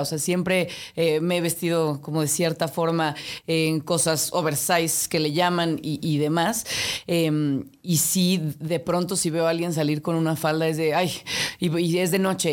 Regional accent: Mexico City, Mexico; aquí nací, aquí crecí, de aquí son mis padres

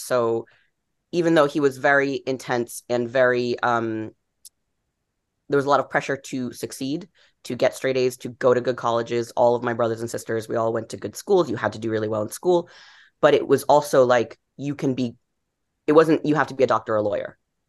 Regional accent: East Coast, United States; I'm from the East Coast. I'm going to live in New York. I'm going to be a novelist.

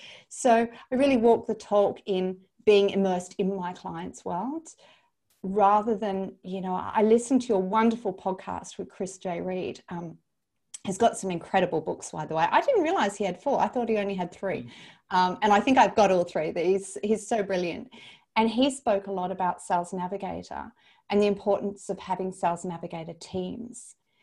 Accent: New Zealand; As a New Zealander, I always think of New Zealand as kind of a part of Australia.

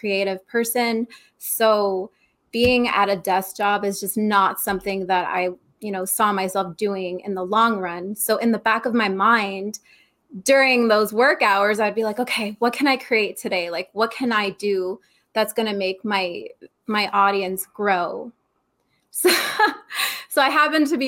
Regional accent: Arizona, United States; also born or lived in New York; I moved out to Arizona when I was about 9. So been out here forever

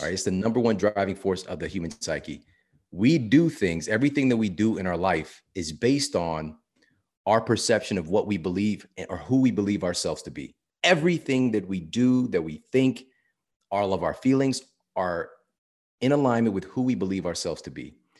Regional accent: St. Louis, Missouri, United States; I'm from Saint Louis, Missouri

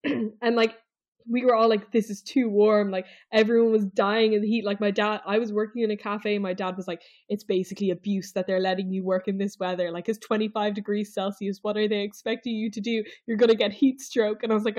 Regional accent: Ireland; I'm Irish.

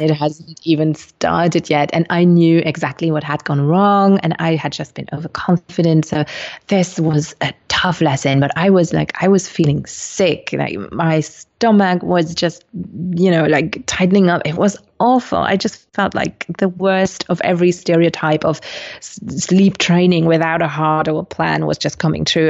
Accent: Luxembourg; also born or lived in Colombia; I'm originally from Colombia, but was adopted when I was four months old. And so I landed in Luxembourg

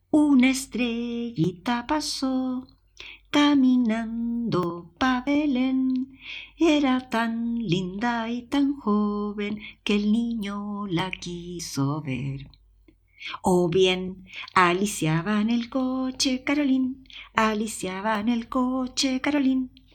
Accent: Chile; accent: Chilean; moved away as an adult; also born or lived in Madrid / Palma de Mallorca; now in Spain; Mi acento chileno

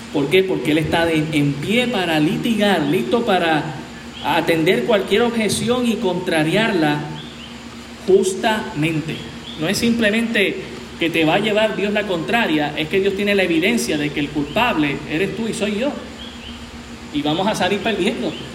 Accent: Puerto Rico

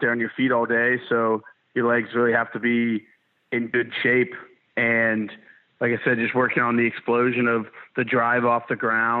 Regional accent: Ohio, United States; moved away as an adult; now in Mississippi, United States; being in Mississippi when I'm from Ohio

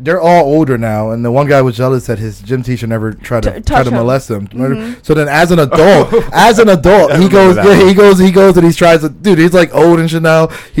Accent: Philadelphia, Pennsylvania, United States; I'm from Philly

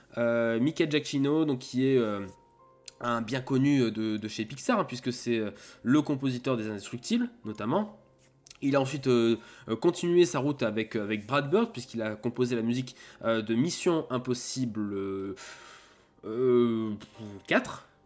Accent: Auvergne-Rhône-Alpes, France; en tant qu'Auvergnat

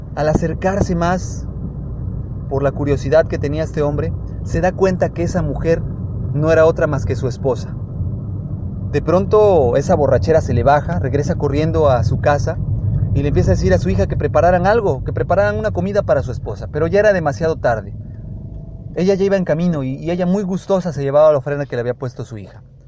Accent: Mexico; en México somos un país de tradiciones

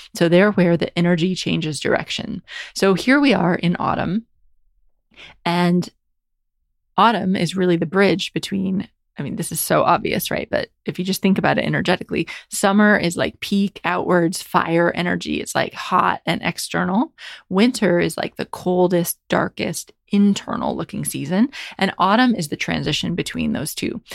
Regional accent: United States; grew up in America

